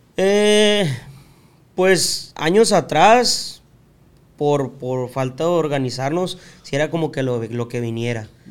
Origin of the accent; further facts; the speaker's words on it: Tijuana, Baja California, Mexico; also born or lived in United States; nuestra infancia fue en Tijuana